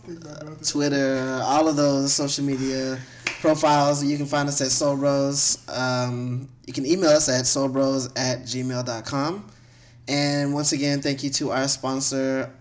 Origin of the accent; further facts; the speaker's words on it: Houston, Texas, United States; we're from Houston